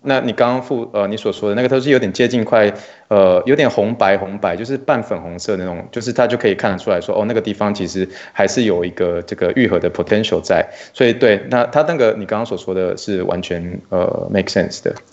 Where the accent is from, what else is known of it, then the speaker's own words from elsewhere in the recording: Luzhou, New Taipei, Taiwan; now in Texas, United States; 我在台湾是来自于泸州啦，所以新北是泸州